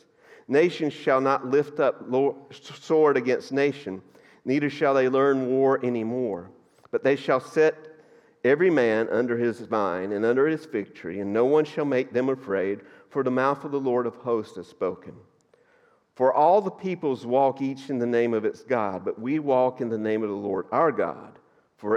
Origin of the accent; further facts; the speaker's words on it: North Georgia, United States; moved away; I grew up in North Georgia, and a lot of you would think I grew up in the mountains, but that's because you're flatlanders. I grew up in the hills